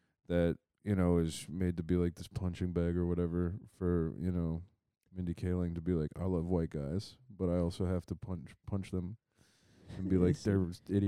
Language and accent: English; Ohio, United States; I'm from Ohio, dude.